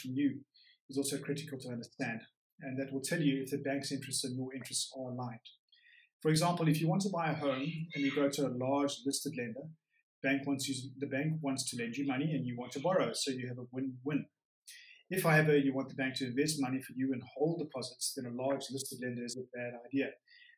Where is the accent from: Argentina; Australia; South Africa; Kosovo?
South Africa; moved away as an adult; now in Geneva, Switzerland; I am from South Africa. I did university and school there